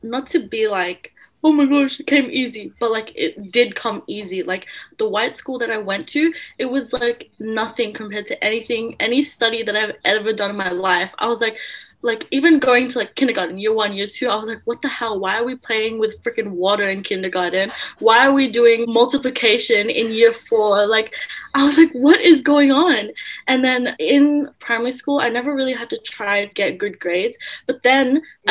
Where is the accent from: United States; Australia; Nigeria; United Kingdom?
Australia; born or raised there; also born or lived in Philippines